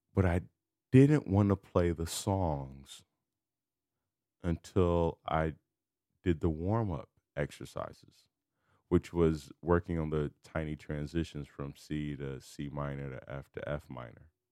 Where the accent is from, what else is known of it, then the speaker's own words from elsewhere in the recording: Chicago, Illinois, United States; I'm from Chicago.